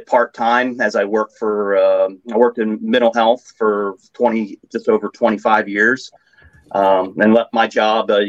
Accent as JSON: {"language": "English", "region": "Northern Maryland", "country": "United States", "tie": "born or raised there", "also_born_or_lived": "Ohio", "said": "I grew up in Northern Maryland, right below York in Merrill Line"}